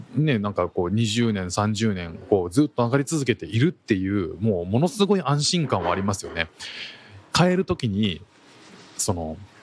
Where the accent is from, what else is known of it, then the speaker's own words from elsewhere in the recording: Japan; now in Singapore; 我々日本人